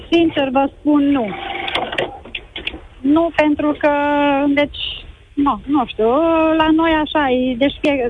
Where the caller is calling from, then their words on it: Baia Mare, Maramureș County, Romania; Bună ziua, bună ziua … din Baia Mare.